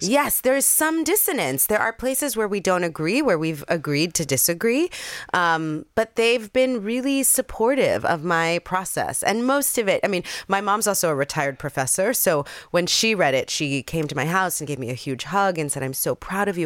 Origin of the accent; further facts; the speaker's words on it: New York City, New York, United States; I grew up in the Bronx in Jamie Towers